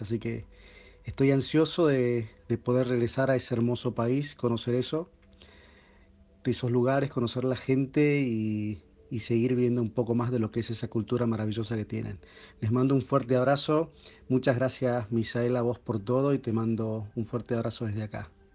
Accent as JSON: {"language": "Spanish", "town": "San Miguel de Tucumán", "region": "Tucumán", "country": "Argentina", "said": "soy de Tucumán, en el norte de Argentina"}